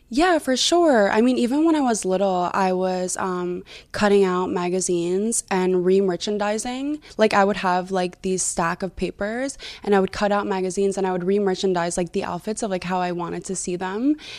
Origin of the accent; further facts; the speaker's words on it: New Jersey, United States; I'm originally from New Jersey